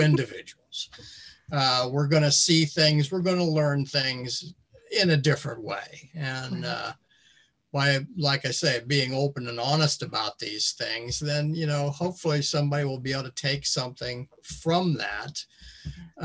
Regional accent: Midwest, United States; we're from the Midwest

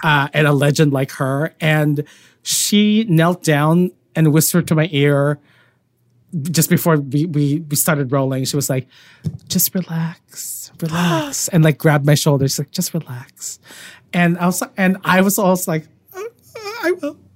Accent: Philippines; I'm Filipino

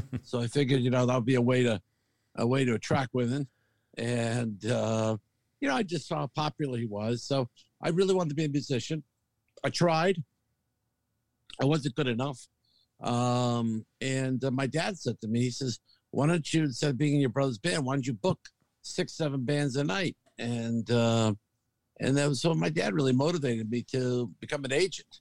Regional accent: Hackensack, New Jersey, United States; also born or lived in Manhattan, New York / Brockton, Massachusetts / Galveston, Texas; now in Southern California, United States; I'm a Hackensack boy, so, you know, I love New Jersey

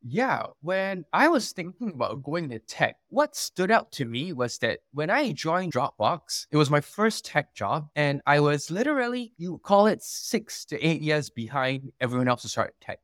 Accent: Singapore; moved away as an adult; also born or lived in United States; I'm Singaporean, born and raised over here.

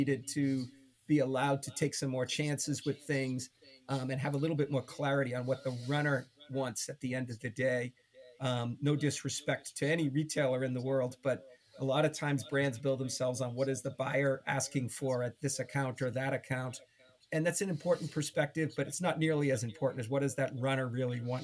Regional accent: Boston, Massachusetts, United States; growing up in Boston, in the Boston area

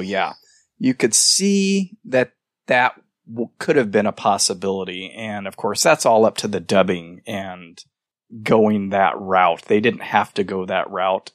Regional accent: Fresno, California, United States; born or raised there

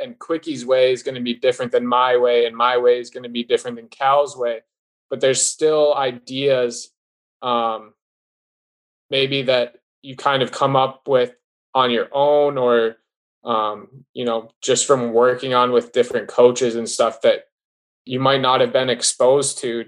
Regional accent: Wisconsin, United States; growing up in Wisconsin, like watching Brian Elliott

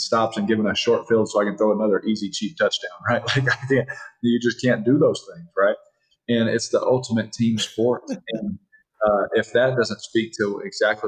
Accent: Fresno, California, United States; also born or lived in Bakersfield, California / Houston, Texas / Oakland, California; now in Las Vegas, United States; A kid from Fresno, California, growing up in Fresno, Bakersfield, I lived in Houston.

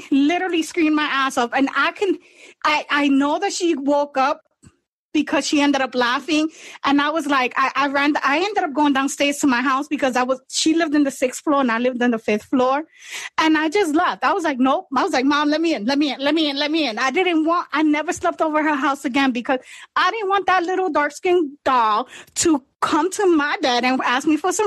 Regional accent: New York City, New York, United States; I was born and raised in the Bronx.

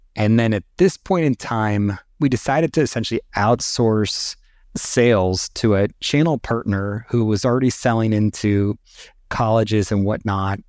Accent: Northern California, United States; also born or lived in New York City; I grew up in Northern California

